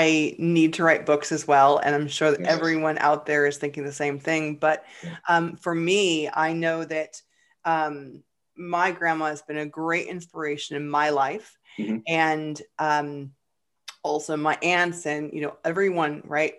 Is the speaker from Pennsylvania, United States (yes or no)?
no; Seattle, Washington, United States; now in Atlanta, United States; I am from Seattle